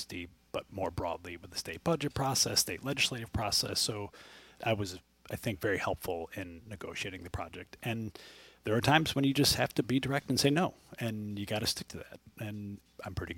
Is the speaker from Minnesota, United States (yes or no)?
no; Central New York, United States; I'm from Central New York, and to be able to do a project like this where I grew up and in the neighborhood I grew up